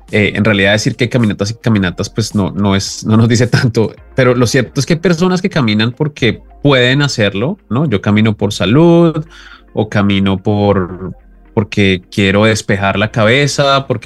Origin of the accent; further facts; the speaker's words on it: Colombia; primero disclaimer, yo soy colombiano, entonces estas palabras no se me dan muy bien